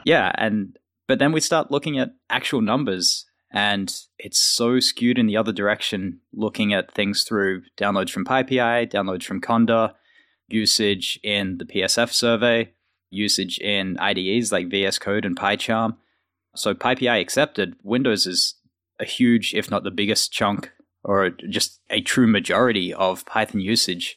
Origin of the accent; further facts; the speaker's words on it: Australia; moved away as an adult; now in United States; being an Australian working at Microsoft in the U S.